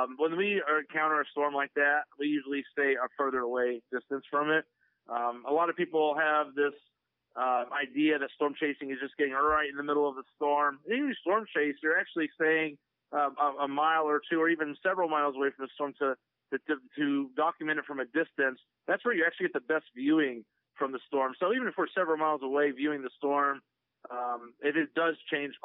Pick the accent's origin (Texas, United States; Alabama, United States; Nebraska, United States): Texas, United States; growing up in Texas